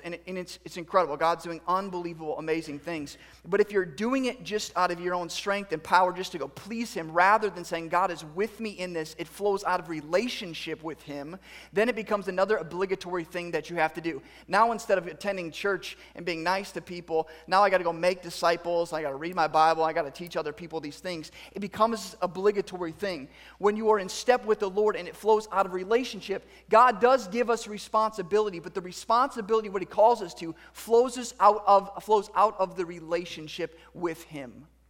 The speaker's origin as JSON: {"language": "English", "country": "United States", "said": "as a male and as American"}